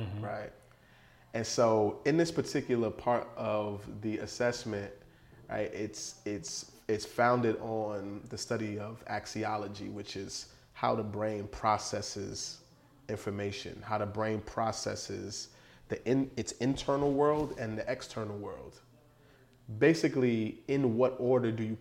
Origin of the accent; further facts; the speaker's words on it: New York City, New York, United States; I grew up in the Bronx during the crack era